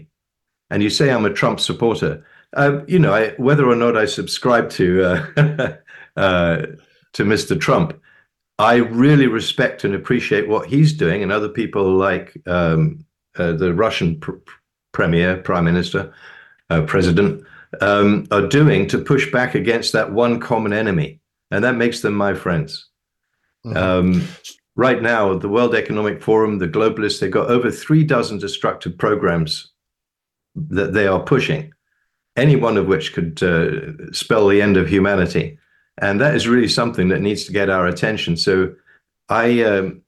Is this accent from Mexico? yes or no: no; United Kingdom; now in United States; I'm a Brit. I've been living in the US since 1978.